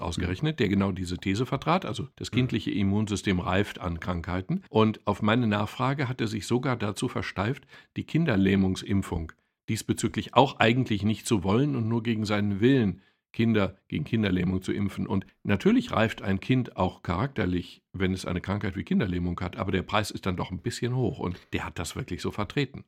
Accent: Castrop-Rauxel, North Rhine-Westphalia, Germany; bei uns in Kastrop

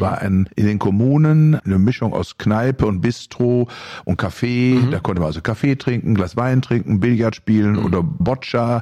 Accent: Germany; bei uns in Deutschland

